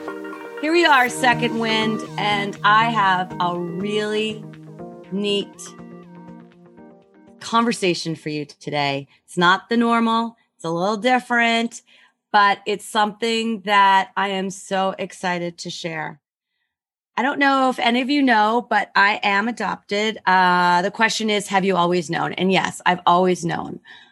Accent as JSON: {"language": "English", "town": "Rochester", "country": "United States", "tie": "born there", "said": "And no, I knew I was born in Rochester, and I did all this research."}